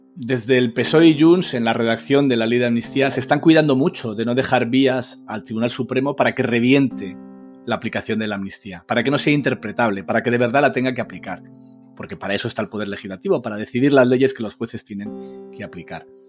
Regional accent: Spain; somos españoles, es que lo vivimos desde dentro, es que realmente fue nuestro país donde ocurrió todo esto

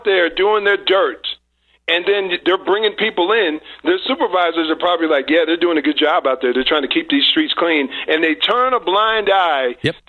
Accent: New Jersey, United States; I'm born and raised in New Jersey, right outside of New York. A rock's throw away from New York.

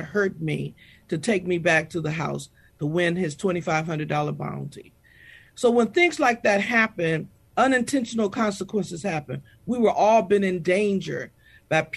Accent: Michigan, United States; now in Texas, United States; I'm from Michigan, I've grown over my 41 years to love the great state of Texas

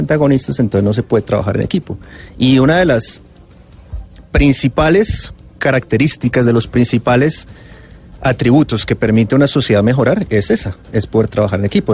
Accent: Bogotá, Colombia; yo como bogotano

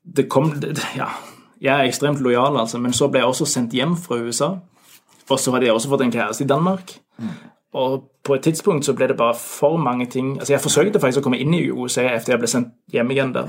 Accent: Norway; moved away as an adult; now in Denmark; jeg er nordmann

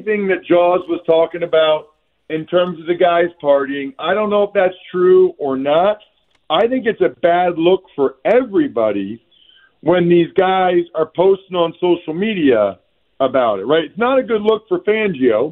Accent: Reading, Pennsylvania, United States; I'm an Eastern Pennsylvania guy. I'm from Redding

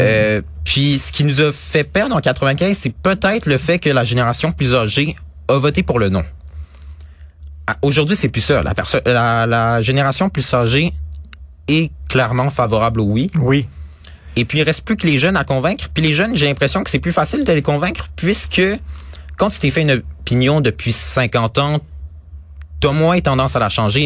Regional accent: Quebec, Canada; en tant que Québécois

